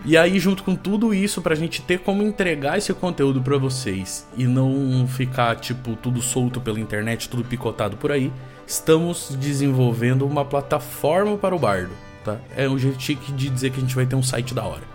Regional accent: Brazil; a gente é brasileiro e não desiste nunca e de que a gente é brasileiro e deixa as coisas pra última hora

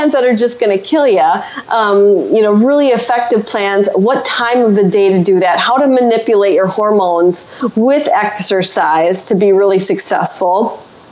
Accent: Wisconsin, United States; I'm from Wisconsin

